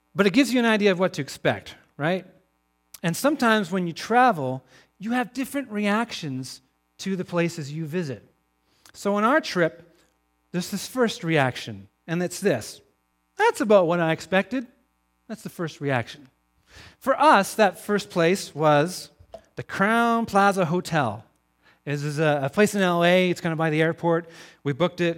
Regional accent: Crofton, British Columbia, Canada; I'm from Crofton, B C, just down the road from you

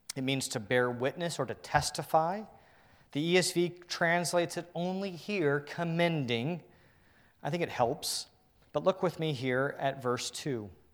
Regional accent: Northern Virginia, United States; I'm from the Northern Virginia area.

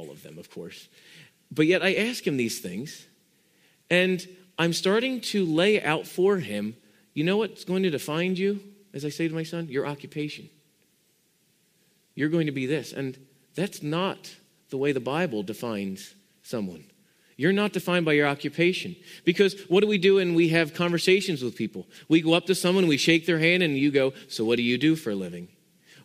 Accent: Pennsylvania, United States; when I grew up in Pennsylvania

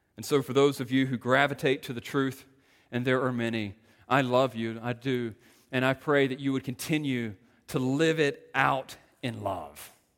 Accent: Greenville, North Carolina, United States; coming from Greenville, North Carolina

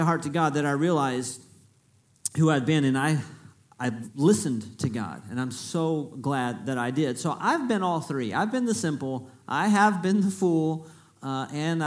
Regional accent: Freeport, Texas, United States; I'm from Freeport, is where I was born. So I am from South Texas.

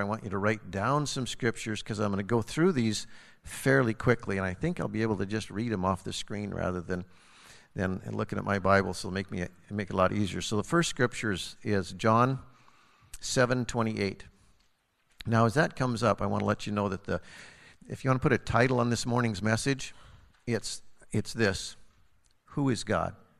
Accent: Harlowton, Montana, United States; moved away; It just happens to be my hometown where I was born and raised and grew up, and I know everybody

